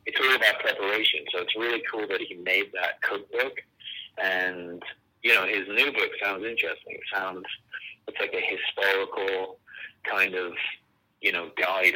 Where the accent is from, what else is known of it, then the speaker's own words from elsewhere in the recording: England, United Kingdom; also born or lived in California; now in Bozeman, United States; I'm English